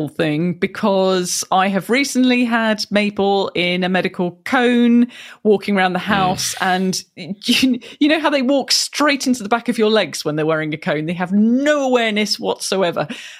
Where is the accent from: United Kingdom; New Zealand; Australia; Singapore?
United Kingdom; I am a Brit